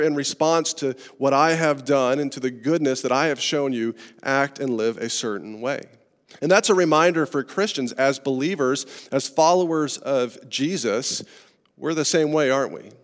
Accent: Estes Park, Colorado, United States; I grew up in Estes Park, Colorado, in the mountains

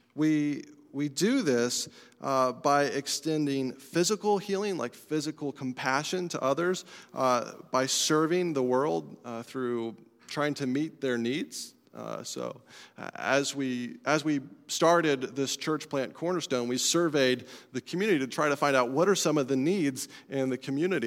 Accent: Colorado, United States; moved away; I'm from Colorado

